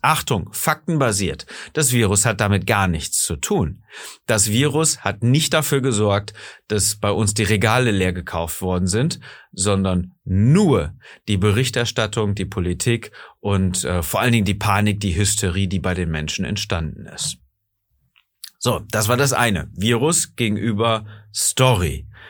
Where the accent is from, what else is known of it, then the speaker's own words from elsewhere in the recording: Germany; bei uns in Deutschland